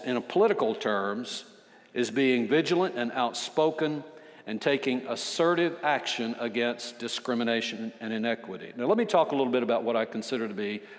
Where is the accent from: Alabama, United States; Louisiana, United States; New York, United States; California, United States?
Alabama, United States; I'm from Alabama. I'm 72 years old